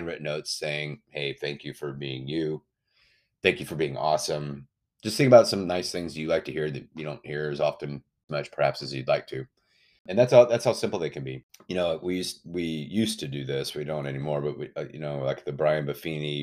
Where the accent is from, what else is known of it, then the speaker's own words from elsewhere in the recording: Austin, Texas, United States; I'm from Austin, Texas